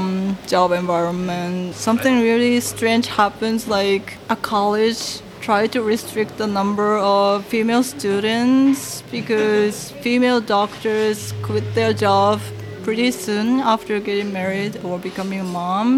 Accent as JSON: {"language": "English", "country": "Japan", "first_language": "Japanese", "second_language": "English", "said": "Japanese is my mother tongue"}